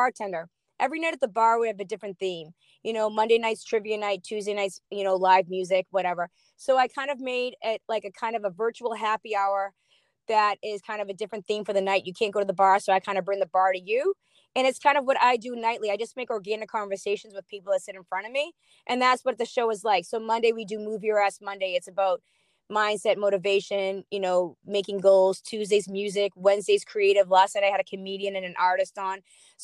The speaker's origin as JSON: {"language": "English", "town": "Boston", "region": "Massachusetts", "country": "United States", "said": "I'm from Boston"}